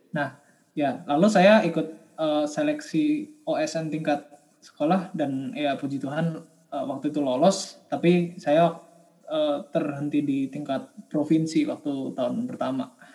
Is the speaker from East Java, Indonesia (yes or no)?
no; Jakarta, Indonesia; Asal daerah saya dari Jakarta